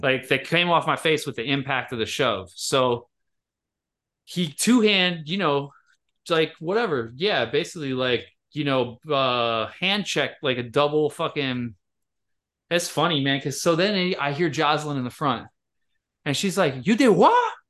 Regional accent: Michigan, United States; moved away; my hometown in Michigan

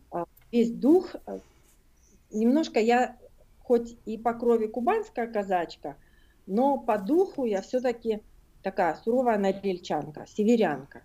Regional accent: Norilsk, Krasnoyarsk Krai, Russia; moved away as an adult; now in Sydney, Australia; я норильская аборигенка

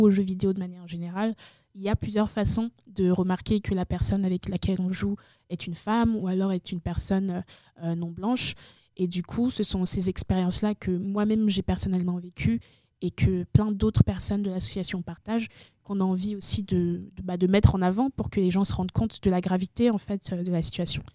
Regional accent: Benin; also born or lived in Togo; now in France; je suis née au Togo et ensuite mes parents sont allés au Bénin. et c'est au Bénin, en fait, que j'ai découvert le jeu vidéo

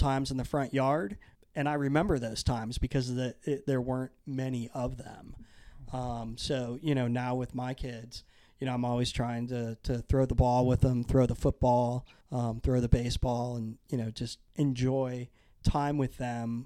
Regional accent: Naples, Florida, United States; also born or lived in Pekin, Illinois; When I was seven, we moved from Illinois to Naples, Florida.

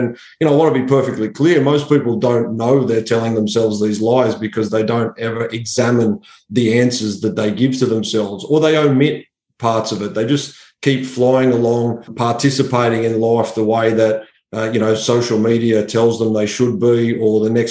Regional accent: Sydney, New South Wales, Australia; I grew up in Western Sydney

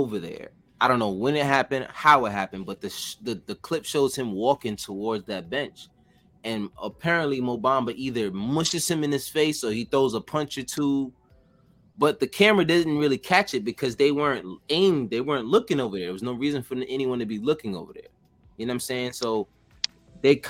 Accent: New York City, New York, United States; I'm from Wagner Projects in Harlem

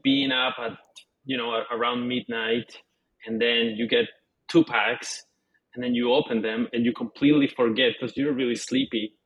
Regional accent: Canada; I'm Canadian

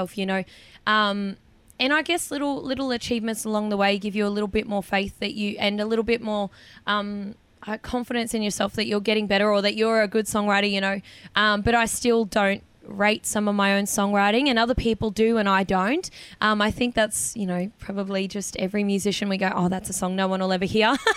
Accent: north Queensland, Australia; moved away; my hometown

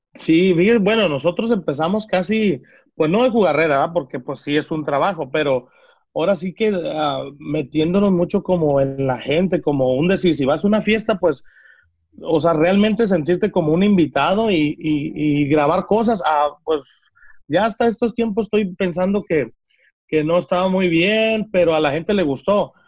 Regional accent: Villa Purificación, Jalisco, Mexico; moved away; yo soy de allá, soy de Villa Purificación

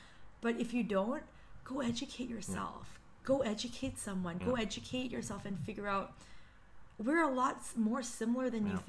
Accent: Canada; I'm so thankful to be Korean Canadian.

